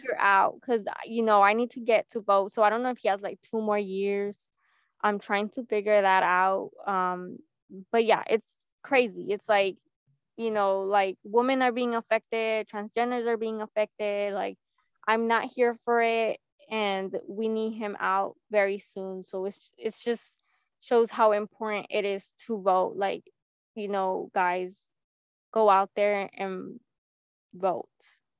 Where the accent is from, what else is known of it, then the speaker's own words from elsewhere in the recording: United States; My number one team is and will always be my hometown, the US.